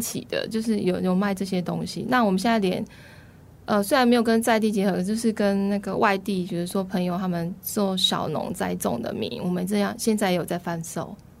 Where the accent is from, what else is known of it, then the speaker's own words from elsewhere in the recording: Taichung, Taiwan; moved away as an adult; also born or lived in Taipei; now in Zhudong, Taiwan; 我在开书店之前都在台北工作，然后我又台中出生，所以其等于是在大都市里面